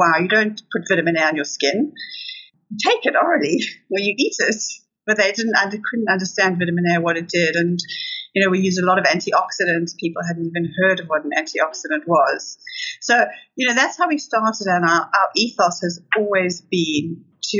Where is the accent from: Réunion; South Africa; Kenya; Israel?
South Africa; moved away as an adult; now in United Kingdom; I was born in South Africa, grew up in South Africa, and we moved to the UK in 1993.